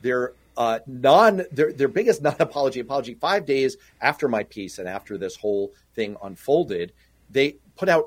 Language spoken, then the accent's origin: English; New York City, New York, United States; I grew up in Manhattan. Mm-hmm. I grew up in New York City